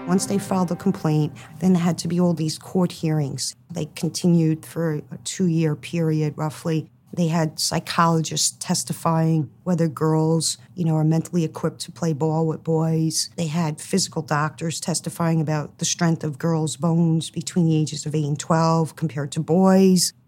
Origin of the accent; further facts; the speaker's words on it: Hoboken, New Jersey, United States; when I was growing up in Hoboken, the athletics for girls was basically non existent